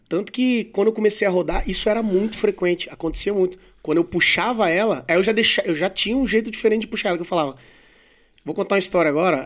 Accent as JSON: {"language": "Portuguese", "town": "Vitória", "region": "Espírito Santo", "country": "Brazil", "moved": "yes", "lives_now": "São Paulo, Brazil", "said": "Eu sou de Vitória"}